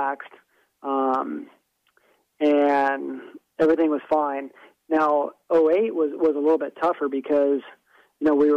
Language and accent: English; South Florida, United States; I'm from South Florida